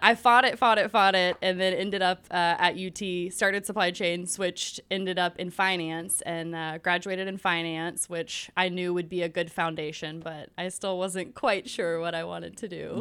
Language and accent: English; Nashville, Tennessee, United States; I'm born and raised in Nashville